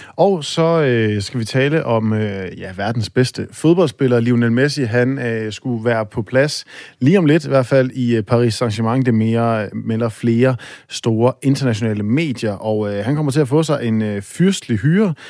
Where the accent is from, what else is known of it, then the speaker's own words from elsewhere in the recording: Aalborg, North Denmark Region, Denmark; Jeg er op fra Aalborg A, som øh, vi, øh, vi siger